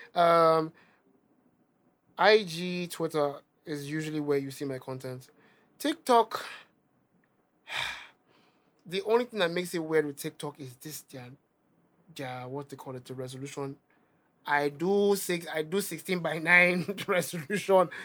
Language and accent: English; Nigeria; accent: Nigerian; my Nigerian accent